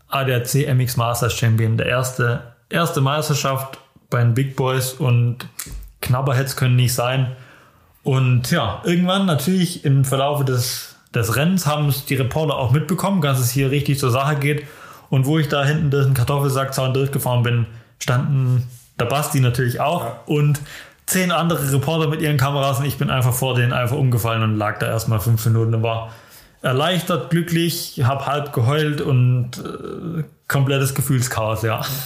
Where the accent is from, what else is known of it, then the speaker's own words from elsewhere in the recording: Germany; Ich als Deutscher